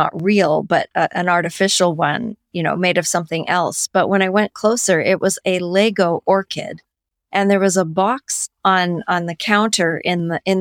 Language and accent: English; Langley, British Columbia, Canada; I'm from Canada